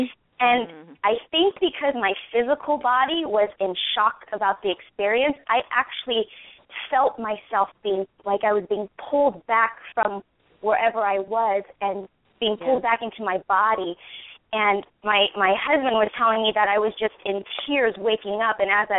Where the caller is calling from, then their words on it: California, United States; I'm from California.